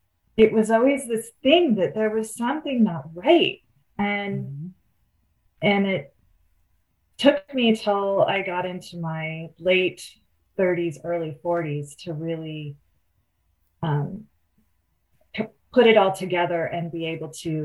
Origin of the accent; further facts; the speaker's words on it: Oakland, California, United States; I grew up in the Oakland Hills, I had a view from my bedroom window of the entire Bay Area.